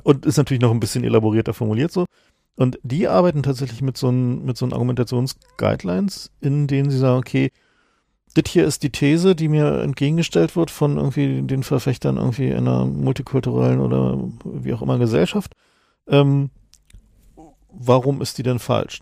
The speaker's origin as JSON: {"language": "German", "region": "East Germany", "country": "Germany", "said": "bin ich vielleicht auch als Ossi"}